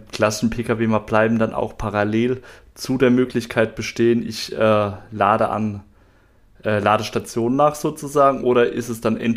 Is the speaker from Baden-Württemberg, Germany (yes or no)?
yes; Mannheim, Baden-Württemberg, Germany; kannte das jetzt auch bei uns hier in Mannheim oder Mannheimer Umfeld, wo ich herkomme.